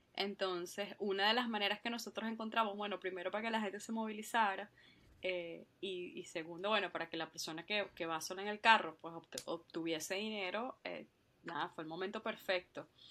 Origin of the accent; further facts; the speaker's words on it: Venezuela; moved away as an adult; also born or lived in Spain; now in Ireland; yo soy eh, venezolana, por supuesto, eh, y ahorita estoy viviendo acá en, Irlanda